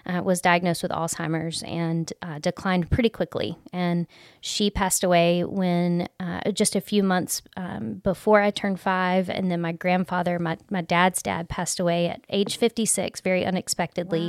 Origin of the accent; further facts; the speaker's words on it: Gulf Coast, Alabama, United States; I grew up on the Gulf Coast in Alabama